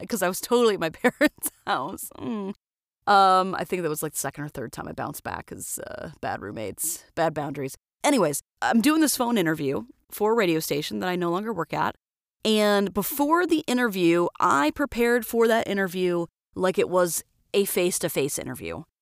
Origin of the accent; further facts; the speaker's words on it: Florida, United States; moved away as an adult; now in Twin Falls, United States; I'm from Florida originally